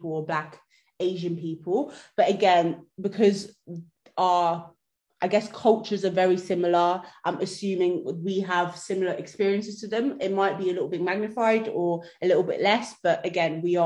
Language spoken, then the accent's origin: English; Netherlands; also born or lived in Sierra Leone; now in United Kingdom; I grew up in Holland.